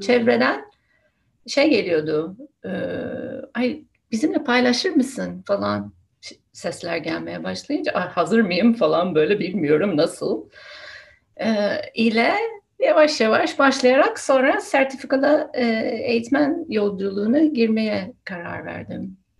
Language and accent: Turkish; United States; first language English; Turkish is a second language; moved away as an adult; now in Turkey; aslında Amerika'da doğdum, büyüdüm. Ana dilim İngilizce. Şimdi burada Türkiye'de yaşıyorum